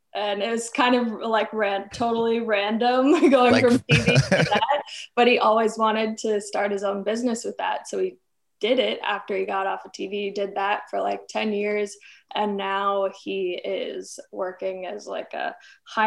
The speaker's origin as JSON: {"language": "English", "town": "Warwick", "region": "Rhode Island", "country": "United States", "tie": "born or raised there", "also_born_or_lived": "New York / Minnesota", "said": "I've been here since I was six"}